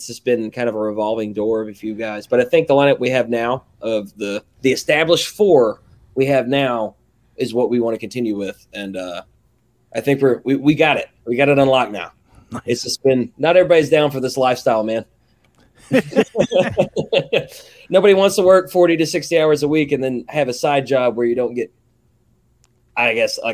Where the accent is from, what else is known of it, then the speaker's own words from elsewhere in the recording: the South, United States; accent: southern; my southern ass accent